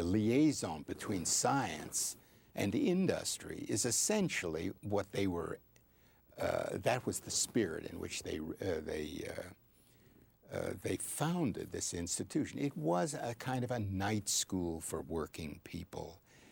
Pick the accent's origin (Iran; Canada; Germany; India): Canada; Toronto, Ontario; moved away as an adult; also born or lived in Boston; now in Philadelphia, United States; I was born, raised, and educated in Toronto